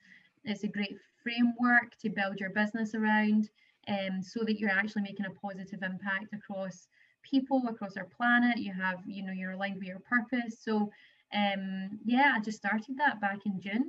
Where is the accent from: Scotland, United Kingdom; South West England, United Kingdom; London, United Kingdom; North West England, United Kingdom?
Scotland, United Kingdom; Paisley; moved away as an adult; now in Australia; I was originally from Paisley in Scotland, but I've been here in Australia for 10 years